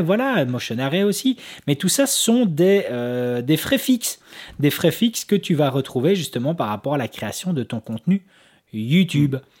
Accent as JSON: {"language": "French", "country": "Belgium", "said": "nous en tant que Belges"}